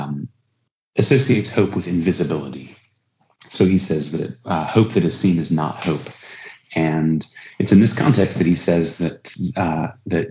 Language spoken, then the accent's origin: English; United States; as an American